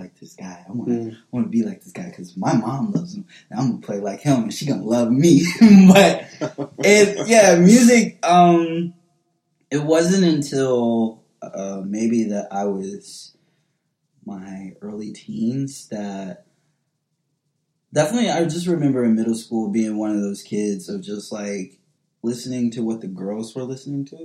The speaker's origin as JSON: {"language": "English", "town": "Indianapolis", "region": "Indiana", "country": "United States", "tie": "born or raised there", "also_born_or_lived": "Bloomington, Indiana", "moved": "as an adult", "lives_now": "Brooklyn, United States", "said": "I was raised in the hood. I was raised in Hallville, Indianapolis, as well as kind of more central Indianapolis"}